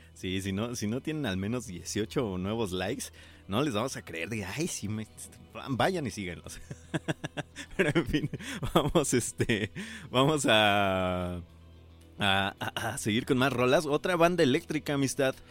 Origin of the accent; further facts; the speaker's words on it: Paracho, Michoacán, Mexico; also born or lived in Morelia, Mexico; yo que soy de Paracho, pero prácticamente viví en Morelia bastante tiempo.